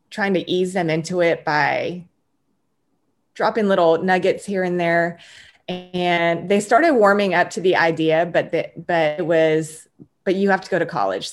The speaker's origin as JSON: {"language": "English", "region": "Texas", "country": "United States", "tie": "born or raised there", "said": "I'm originally from Texas, born and raised. I'm a first generation Korean American."}